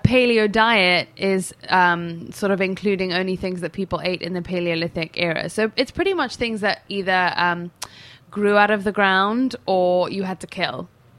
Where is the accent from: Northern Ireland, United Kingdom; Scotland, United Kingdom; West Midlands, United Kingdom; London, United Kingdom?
London, United Kingdom; London as well. England.